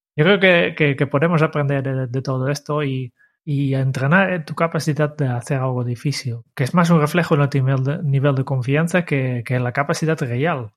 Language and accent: Spanish; Netherlands; now in Spain; como holandés